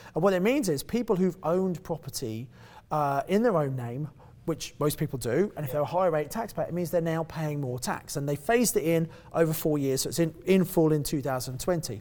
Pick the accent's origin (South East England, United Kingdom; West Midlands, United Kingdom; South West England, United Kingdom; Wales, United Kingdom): South East England, United Kingdom; Kent; moved away as an adult; also born or lived in Birmingham; I come from Kent originally